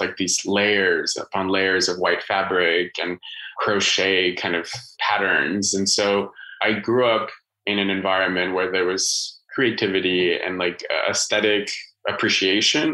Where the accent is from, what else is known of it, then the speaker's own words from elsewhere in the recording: Bogota, Colombia; now in United States; I was born in Bogota, which is right in the center, and it's quite springtime weather. So it doesn't get very hot and it doesn't get freezing. So I grew up in like scarf, sweater, jacket kind of weather.